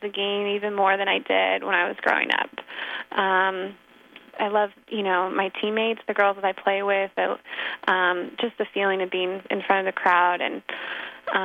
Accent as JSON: {"language": "English", "town": "Sacramento", "region": "California", "country": "United States", "tie": "born or raised there", "said": "I grew up down in Sacramento"}